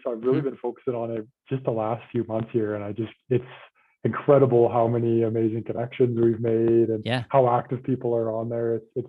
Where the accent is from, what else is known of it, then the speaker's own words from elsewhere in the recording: Calgary, Alberta, Canada; based in Calgary, born and raised.